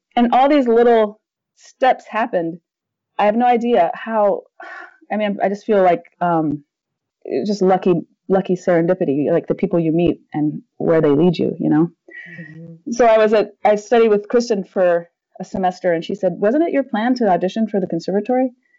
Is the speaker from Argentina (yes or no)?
no; Panama; I grew up in Panama, and my dad was a missionary there.